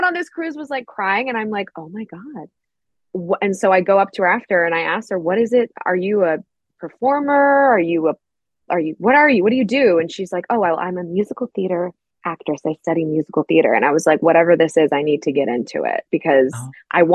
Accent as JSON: {"language": "English", "town": "Milton", "region": "Georgia", "country": "United States", "tie": "born or raised there", "said": "I grew up in Milton, Georgia. It's outside of Atlanta, about 30 minutes north of Atlanta. Born and raised there."}